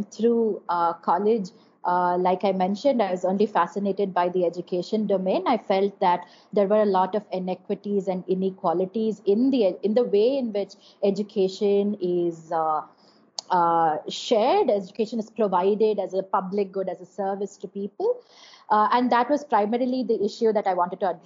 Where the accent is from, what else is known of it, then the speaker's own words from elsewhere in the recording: Chennai, Tamil Nadu, India; also born or lived in Madurai; I grew up in Madurai and Chennai most of my time.